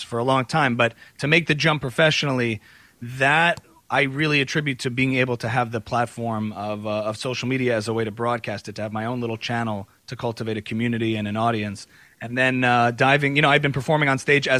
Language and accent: English; New Jersey, United States; I grew up as a modern Orthodox Jew on the East Coast in New Jersey